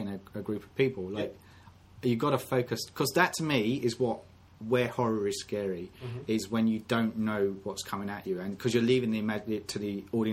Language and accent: English; United Kingdom; We're both from Britain